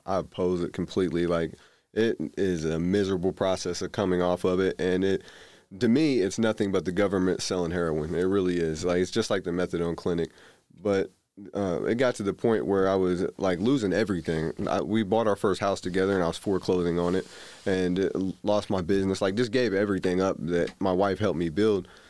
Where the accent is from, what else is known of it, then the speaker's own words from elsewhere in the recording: Indianapolis, Indiana, United States; I grew up primarily in Indianapolis